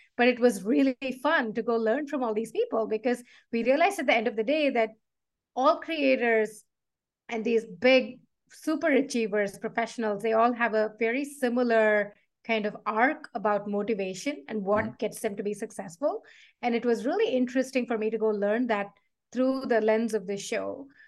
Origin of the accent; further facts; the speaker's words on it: South India, India; I grew up in South India